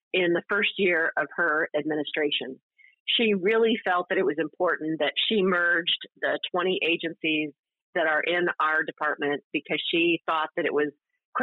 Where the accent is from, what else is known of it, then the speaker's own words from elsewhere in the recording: Clio, Michigan, United States; I grew up in Clio, Michigan